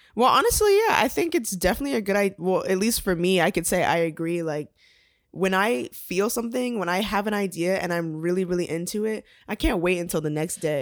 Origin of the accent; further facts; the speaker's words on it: Atlanta, Georgia, United States; I was born and raised here in Atlanta, Georgia